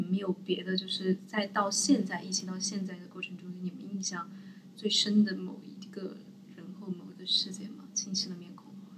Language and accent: Chinese; Sichuan, China; 因为我是四川人